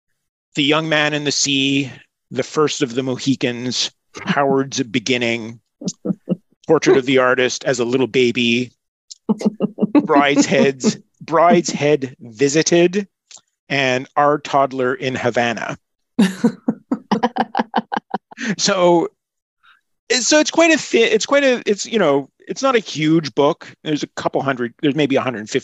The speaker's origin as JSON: {"language": "English", "town": "Montreal", "region": "Quebec", "country": "Canada", "said": "I'm from Montreal"}